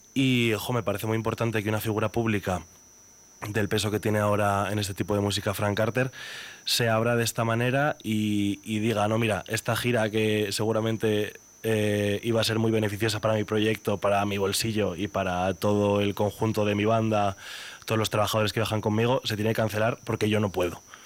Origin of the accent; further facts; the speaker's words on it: Burgos, Castile and León, Spain; yo soy el único burgalés de mi familia. Toda mi familia es charra.